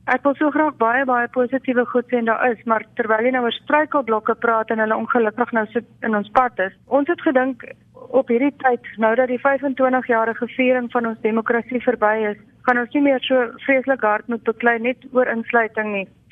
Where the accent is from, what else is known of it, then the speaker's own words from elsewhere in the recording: South Africa; Ons kan regtig met trots as Suid-Afrikaners